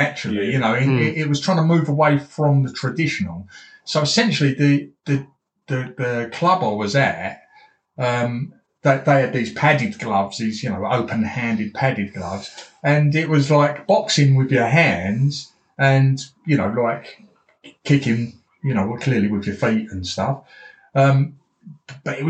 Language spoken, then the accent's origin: English; London, United Kingdom; I was born and brought up in East London, as was all my family